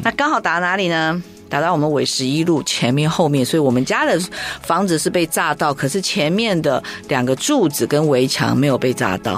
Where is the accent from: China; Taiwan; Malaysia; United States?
Taiwan; Kaohsiung; 我一出生就 呱呱坠地的时候，就是在那个时候有个小的眷村，嗯。呃，叫做自助新村，在左营